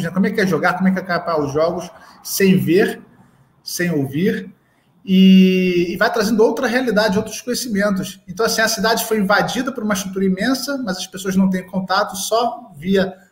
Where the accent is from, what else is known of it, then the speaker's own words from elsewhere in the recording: Rio de Janeiro, Brazil; embora eu sou do Rio de Janeiro, as Olimpíadas aconteceram aqui na cidade do Rio de Janeiro